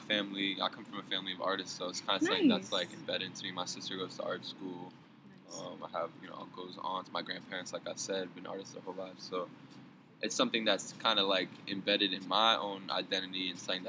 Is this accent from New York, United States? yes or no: yes; New York City, New York, United States; moved away as an adult; also born or lived in New Jersey / Washington, D.C.; I've been born and raised in Brooklyn.